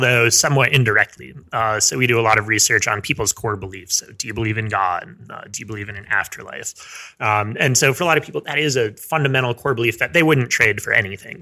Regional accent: Frisco, Colorado, United States; also born or lived in Salida, Colorado; I grew up mostly in Frisco, Colorado, which is kind of up in the ski resorts.

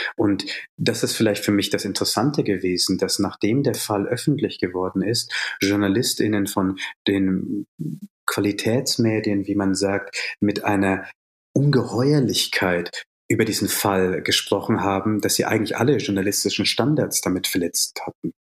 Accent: Bavaria, Germany; also born or lived in Jaffna, Sri Lanka; ich bin in Bayern groß geworden, also in einer sehr katholischen Gegend

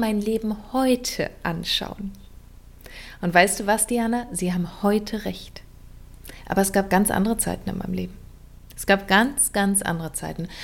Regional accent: Berlin, Germany; accent: Berlinerisch; so bin ich in Berlin aufgewachsen

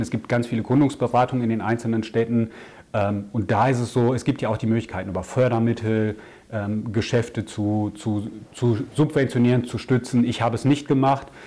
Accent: Ruhr area, North Rhine-Westphalia, Germany; moved away as an adult; also born or lived in Augsburg / Amsterdam; now in near Düsseldorf, Germany; komme gebürtig aus dem Ruhrgebiet

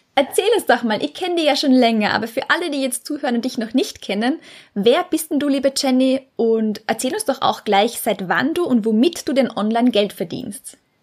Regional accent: Austria; moved away as an adult; Ich komme ursprünglich aus Österreich, bin aber seit über zwei Jahren quer durch die Welt unterwegs als sogenannte digitale Nomadin.

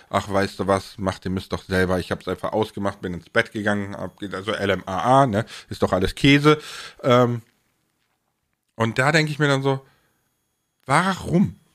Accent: Rhineland, Germany; weil ich komme ja aus dem Rheinland, ne, und ich kann das auch so ein ne bisschen

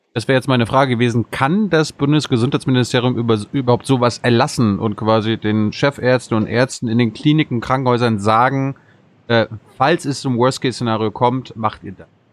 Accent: Germany; wir als Deutsche

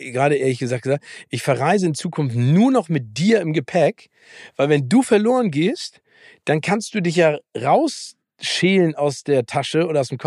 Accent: Hamburg, Germany; Ich als Hamburger weiß ja, ne, es gibt äh, nicht falsches Wetter, sondern falsche Kleidung.

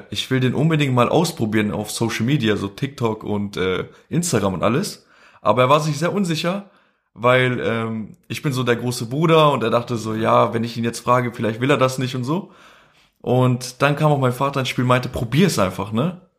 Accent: Kosovo; first language Albanian; wir nennen uns halt Ashkali. Äh, das ist so eine Minderheit, die, wir kommen ursprünglich halt ähm, aus dem Ägypten, ne? Und sind halt dann angesiedelt in Kosovo, deswegen sprechen wir auch Albanisch, ne?

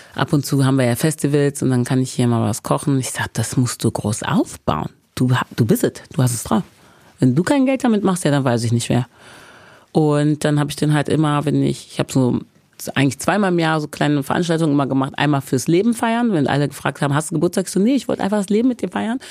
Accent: Bergisches Land, North Rhine-Westphalia, Germany; ich komme ja aus dem Bergischen Land, aus Wermskirchen, Hückeswagen, Remscheid, Leverkusen, die Ecke

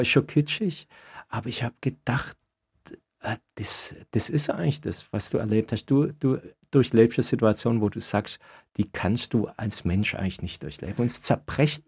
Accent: Swabia, Baden-Württemberg, Germany; also born or lived in Ulm; Als Schwabe

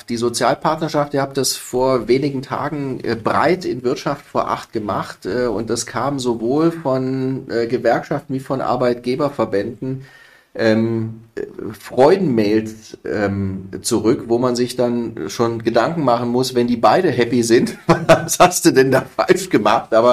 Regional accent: Stuttgart, Baden-Württemberg, Germany; Im Übrigen, ich komme ja aus Baden-Württemberg, wie du weißt. Ich bin gebürtiger Stuttgarter.

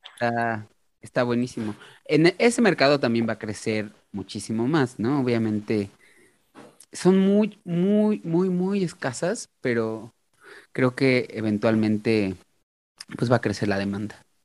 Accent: Mexico; como mexicano

